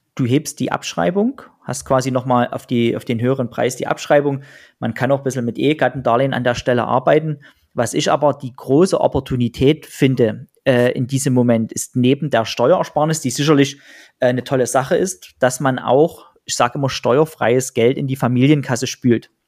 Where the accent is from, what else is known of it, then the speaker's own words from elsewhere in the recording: Pirna, Saxony, Germany; in Pirna, in meiner Heimatstadt und in Dresden